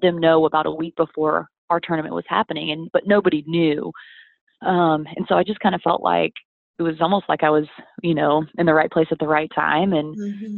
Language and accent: English; Atlanta, Georgia, United States; also born or lived in Wyoming / Nashville, Tennessee; I grew up in Atlanta